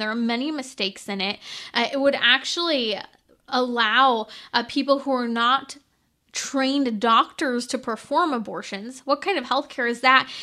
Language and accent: English; California, United States; my home state of California